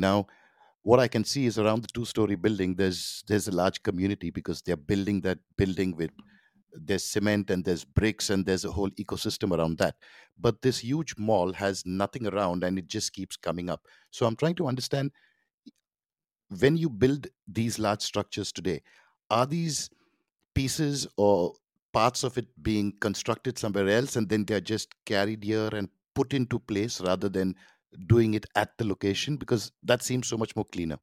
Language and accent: English; Mumbai, Maharashtra, India; I grew up in Mumbai